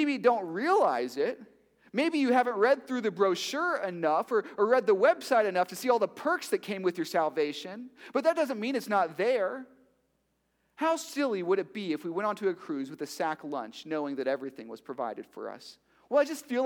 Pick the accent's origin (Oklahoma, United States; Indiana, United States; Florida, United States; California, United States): Florida, United States; Miami; I'm from Miami.